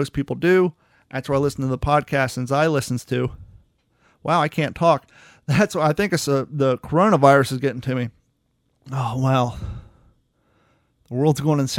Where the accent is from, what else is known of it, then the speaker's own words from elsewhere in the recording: Columbus, Ohio, United States; I grew up in Columbus, Ohio